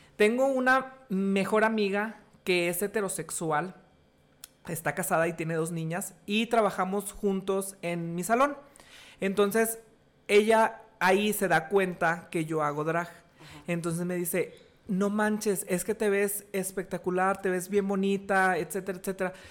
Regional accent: Sabinas, Coahuila, Mexico; moved away as an adult; also born or lived in Monterrey; now in Saltillo, Mexico; yo soy originario de Sabinas, Coahuila, y emigré

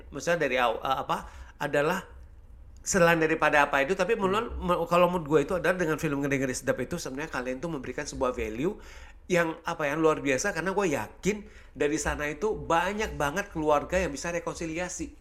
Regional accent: Pematang Siantar, North Sumatra, Indonesia; gue kan juga memang lahir dan besar di Pematang Siantar

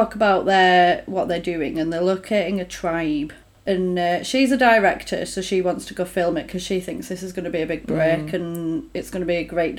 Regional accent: England, United Kingdom; We're English. We don't sound like that.

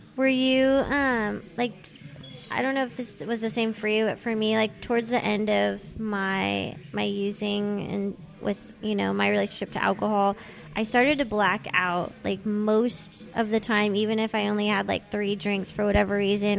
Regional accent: Thousand Oaks, California, United States; accent: the Valley; also born or lived in San Fernando Valley, Los Angeles; I grew up mostly in Thousand Oaks, which is sort of not like the Valley Valley, but it's like a little further north in Ventura County

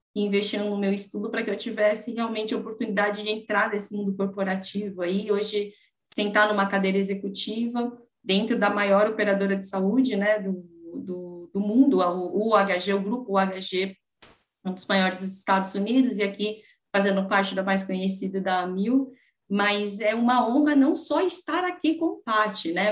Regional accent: São Paulo, Brazil; eu aqui nascida e criada em São Paulo

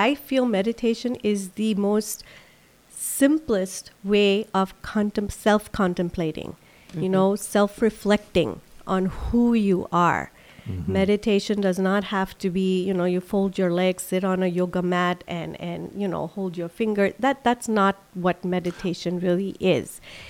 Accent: Silver Spring, Maryland, United States; I grew up in Silver Spring, Maryland.

